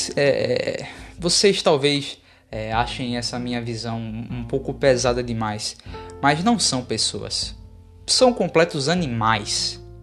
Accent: Brazil; Como brasileiro

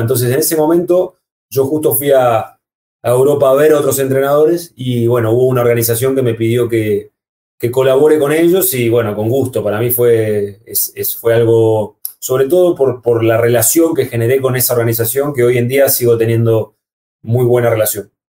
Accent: Comodoro Rivadavia, Chubut, Argentina; also born or lived in Córdoba, Argentina; en la ciudad donde yo nací, en Comodoro Rivadavia

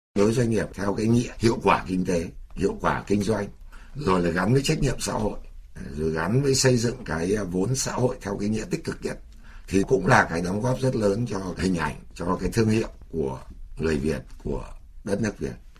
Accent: Vietnam; Chúng tôi là người Việt Nam

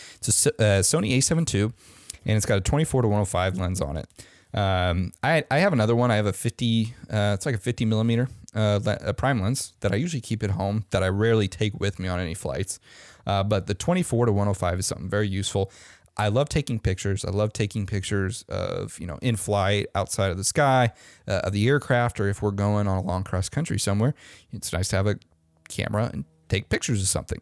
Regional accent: Omaha, Nebraska, United States; moved away; my hometown in Omaha, Nebraska

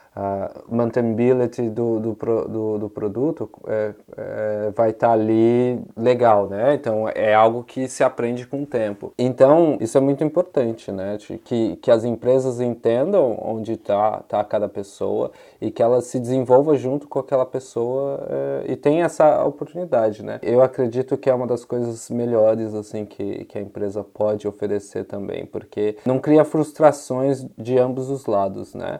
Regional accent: São Paulo, Brazil; now in Utrecht, Netherlands; Eu sou, eu sou originalmente de São Paulo. Eu moro aqui em uma cidadezinha de, de Utrecht, aqui na Holanda

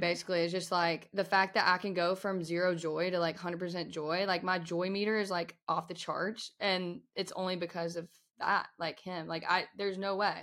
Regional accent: Winston-Salem, North Carolina, United States; Winston-Salem where I was born

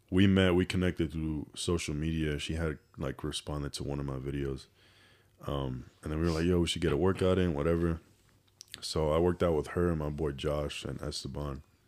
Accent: New York City, New York, United States; moved away as an adult; also born or lived in Dominican Republic / San Diego, California; now in Houston, United States; I was born and raised in New York City. Grew up in the Bronx

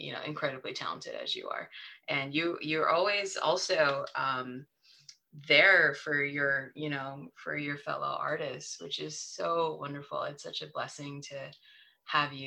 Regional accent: San Francisco, California, United States; moved away; I grew up in San Francisco

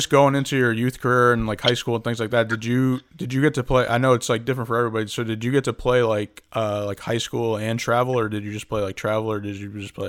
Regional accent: West Haven, Connecticut, United States; So I'm from West Haven, Connecticut

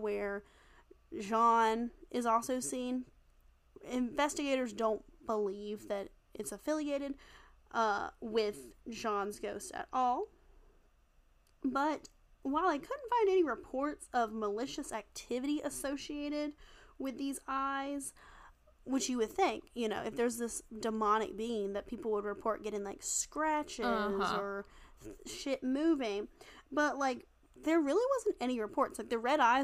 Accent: Wilmington, North Carolina, United States; moved away; I'm from Wilmington originally. We have a pirate bar

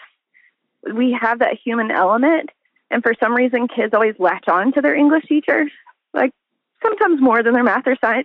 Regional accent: El Dorado, Arkansas, United States; moved away as an adult; now in Northwest Arkansas, United States; I grew up in El Dorado

